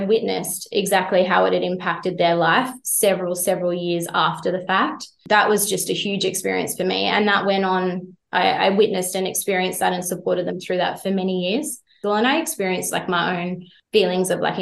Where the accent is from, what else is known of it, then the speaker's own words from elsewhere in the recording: Jindabyne, New South Wales, Australia; growing up in Jindabyne